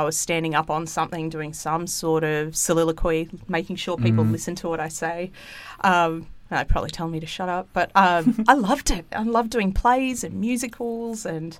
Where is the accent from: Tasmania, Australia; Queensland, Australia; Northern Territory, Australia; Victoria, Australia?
Queensland, Australia; Gold Coast; also born or lived in Sydney, New South Wales; So we grew up, I was born in Sydney. Don't tell the state of origin team I said that because I go for Queensland. Because I actually went to school up in Queensland on the Gold Coast.